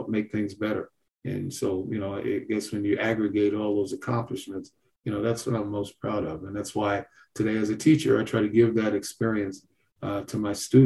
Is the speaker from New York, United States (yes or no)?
yes; New York City, New York, United States; Kings County Brooklyn DA's office, my hometown